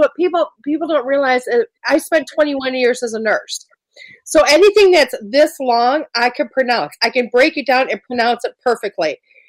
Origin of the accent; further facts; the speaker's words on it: Wisconsin, United States; I'm from Wisconsin, so